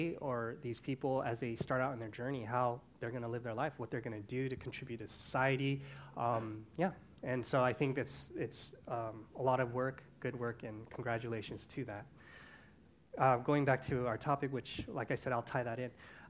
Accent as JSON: {"language": "English", "country": "Canada", "tie": "born there", "said": "unfortunately, I was born in Canada, so that's not the U.S."}